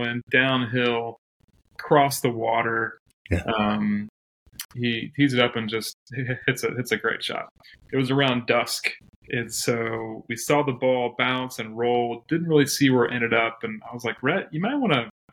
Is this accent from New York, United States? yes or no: no; Ohio, United States; high school, had a chance to play on the golf team at the Wellington School in Ohio